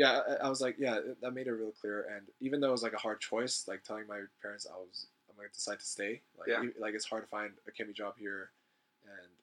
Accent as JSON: {"language": "English", "region": "Southern California", "country": "United States", "lives_now": "Berkeley, United States", "said": "I'm from SoCal, and my dad's a pastor"}